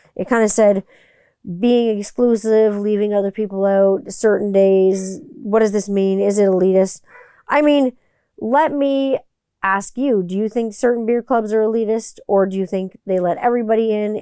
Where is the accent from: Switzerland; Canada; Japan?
Canada; Growing up in Canada